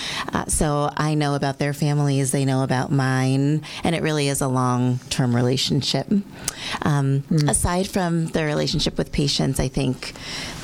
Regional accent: Waterford, Connecticut, United States; I grew up in Connecticut. I grew up on the shoreline in Waterford, Connecticut.

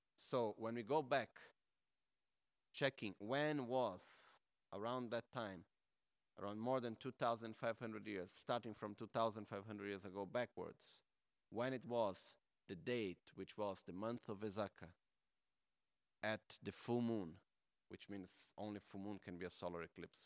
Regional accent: Brazil; I am from Brazil

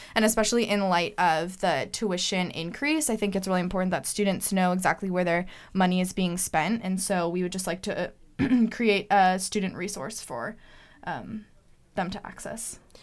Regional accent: Bay Area, California, United States; moved away as an adult; now in Eugene, United States; I'm from the Bay Area

